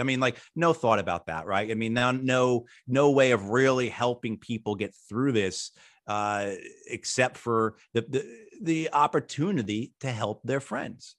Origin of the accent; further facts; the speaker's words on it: outside New York City, United States; I grew up outside New York City